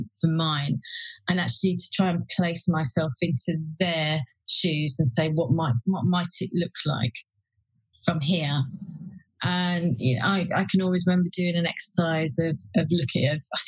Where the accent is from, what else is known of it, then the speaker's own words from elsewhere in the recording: West Midlands, United Kingdom; I grew up in the West Midlands